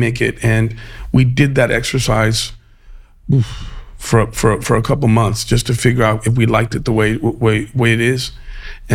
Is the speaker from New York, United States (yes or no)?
yes; New York City, New York, United States; moved away as an adult; also born or lived in El Paso, Texas; now in New Orleans, United States; I grew up in New York and cooked there